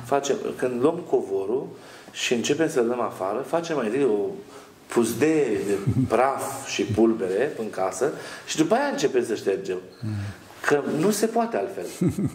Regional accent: Romania; now in Italy; noi în Italia vrem să fim italieni, nu mai suntem români

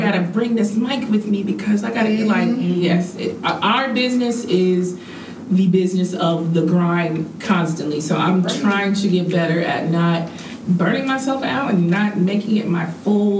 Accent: Marietta, Georgia, United States; I'm from Marietta.

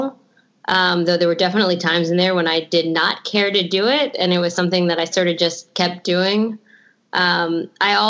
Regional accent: New York City, New York, United States; also born or lived in Los Angeles; I grew up on the Upper West Side, so there's a long, rich history of comedy and stand-up comedy here.

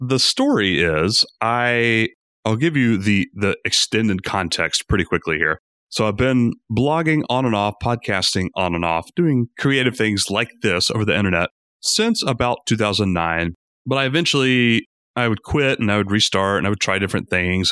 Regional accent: Rome, Georgia, United States; also born or lived in Atlanta, Georgia; we moved from Atlanta to my hometown, Rome, Georgia. I still love it here.

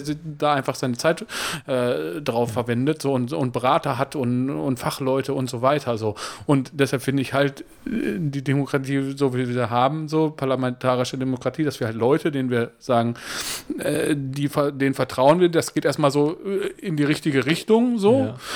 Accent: Germany; ich bin Deutscher

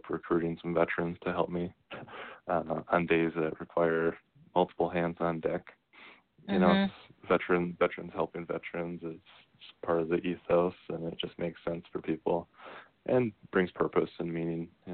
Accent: United States

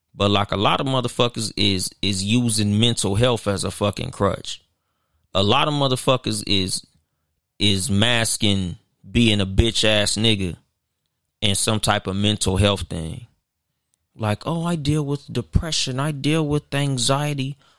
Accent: Compton, California, United States; in the hood, like, I'm from Compton

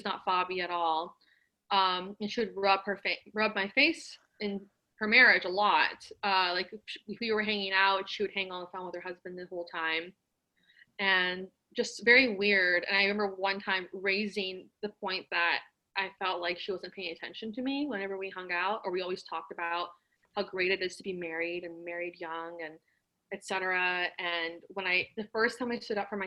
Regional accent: Los Angeles, California, United States; I'm Iranian. I was born in Encino, so I'm a Valley girl as well.

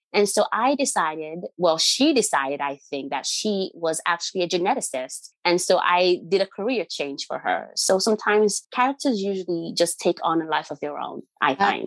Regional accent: Nigeria; moved away; I don't live there. When I lived there, I was young

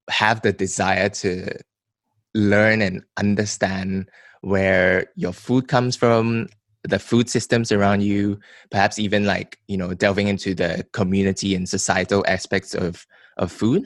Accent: Malaysia; as a Malaysian

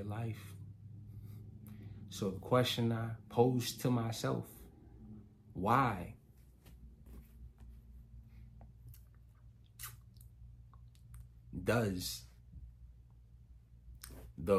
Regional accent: Chicago, Illinois, United States; I'm from Chicago

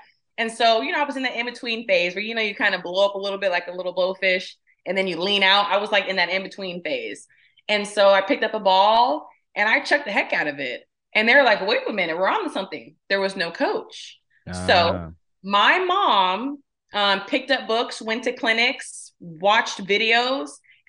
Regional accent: Riverside, California, United States; Anyone's ever been to Riverside? So for me to be complaining now, living in the desert, I go, I don't know what you're talking about. You grew up in 109, 110 weather

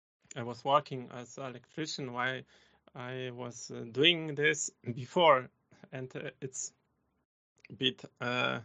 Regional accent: Poland; English is a second language; moved away as an adult; now in Germany; I am coming from Poland. I was living in village

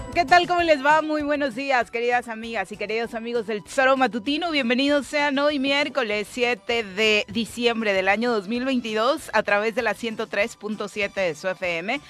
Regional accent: Morelos, Mexico; El resto de los morelenses

